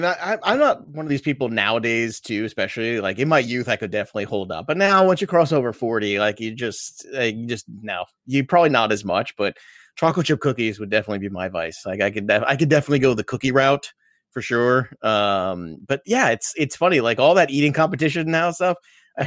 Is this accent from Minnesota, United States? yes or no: no; New York City, New York, United States; I'm an Italian from Brooklyn